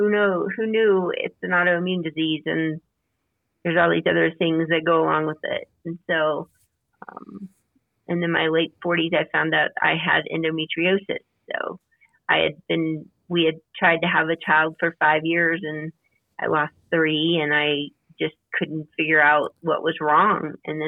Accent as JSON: {"language": "English", "region": "Louisiana", "country": "United States", "tie": "born or raised there", "lives_now": "Colorado, United States", "said": "I grew up in Louisiana. I've moved a lot, and I now reside in Colorado, and I am in my 50s"}